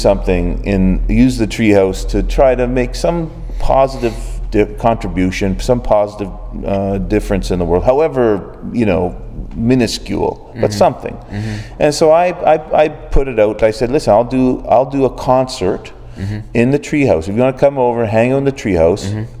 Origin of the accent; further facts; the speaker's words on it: Oshawa, Ontario, Canada; also born or lived in Guelph, Ontario; now in Ottawa, Canada; I grew up in Oshawa